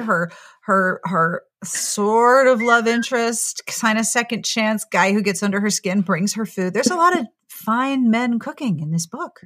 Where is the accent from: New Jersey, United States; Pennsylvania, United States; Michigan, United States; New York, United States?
Pennsylvania, United States; Pittsburgh; moved away; also born or lived in South Carolina; I grew up in Pittsburgh, which is very Midwestern in culture, and went to college in South Carolina.